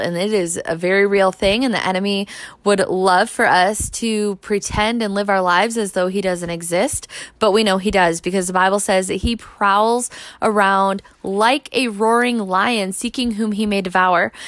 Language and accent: English; United States; the American church